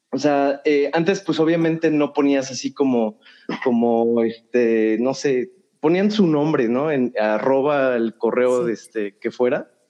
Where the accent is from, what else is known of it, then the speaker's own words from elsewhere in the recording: Cuba; sí, soy de Cuba.